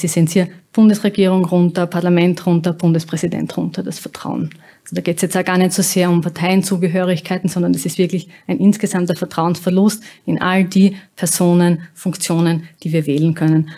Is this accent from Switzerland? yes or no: no; Austria